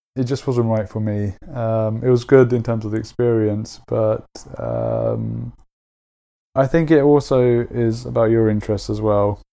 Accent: London, United Kingdom; I grew up in London and I went to uni in London

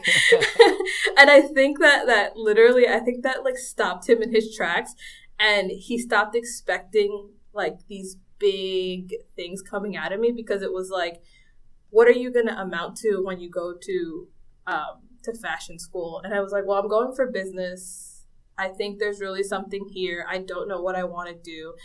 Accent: Central Islip, New York, United States; moved away as an adult; also born or lived in Dominican Republic; now in Portland, United States; I grew up in Central Islip, which is on Long Island

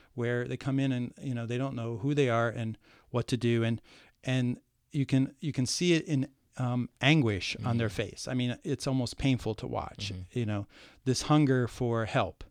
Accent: Ohio, United States; moved away; also born or lived in New York City; I escaped the cornfields of Ohio, uh-huh. right? but I was born in the cornfields mm-hmm. nearby.

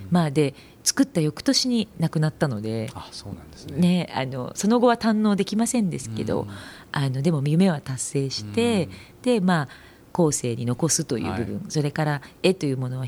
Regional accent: Ishinomaki, Miyagi, Japan; born there; 城県で生まれ石巻で生まれてるんですけども

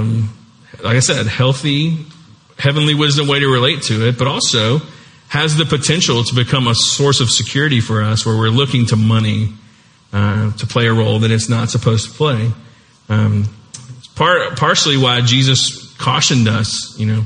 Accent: United States; we're the US

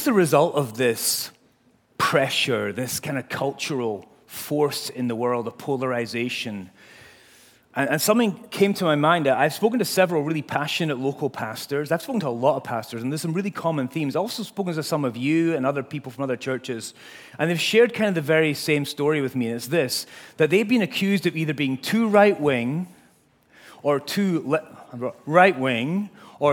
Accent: Scotland, United Kingdom; now in United States; I'm from Scotland

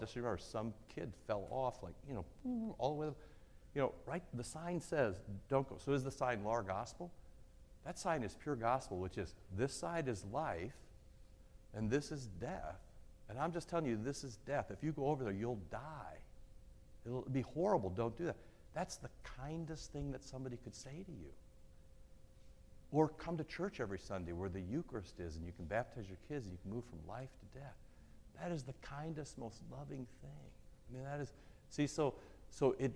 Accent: Iowa, United States; I moved into the city in fifth grade, so I was pre-fifth grade. But, you know, I grew up in Iowa

